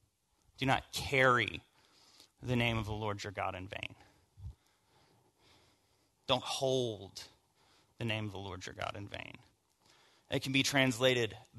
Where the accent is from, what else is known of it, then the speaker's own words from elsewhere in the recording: the South, United States; I grew up in the South and in church